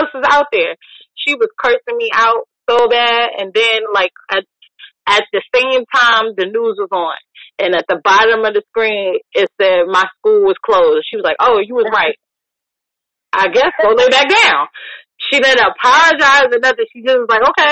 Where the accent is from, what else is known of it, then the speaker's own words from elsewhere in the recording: New York, United States; now in Virginia, United States; I miss the snow that I grew up with in New York.